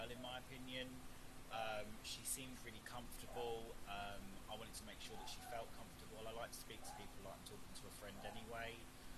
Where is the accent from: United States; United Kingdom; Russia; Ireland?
United Kingdom; I'm a British journalist in the UK